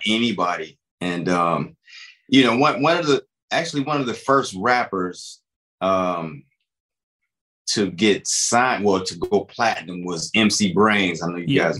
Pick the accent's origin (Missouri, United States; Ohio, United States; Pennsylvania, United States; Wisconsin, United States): Ohio, United States; Cleveland; moved away; also born or lived in North Carolina; growing up in Cleveland and trying to be in music, man, was very difficult